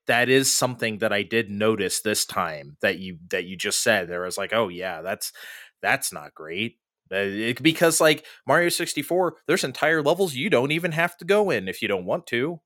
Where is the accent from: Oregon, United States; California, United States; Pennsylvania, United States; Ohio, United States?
California, United States; San Diego; we grew up in San Diego.